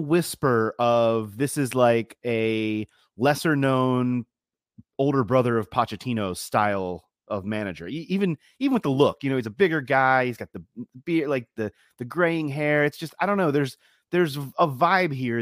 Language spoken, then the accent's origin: English; Baltimore, Maryland, United States; accent: Baltimore; my Baltimore accent